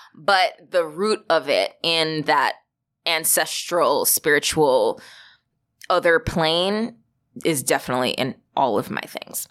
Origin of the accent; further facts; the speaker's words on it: Valley Stream, New York, United States; I grew up in Valley Stream, Long Island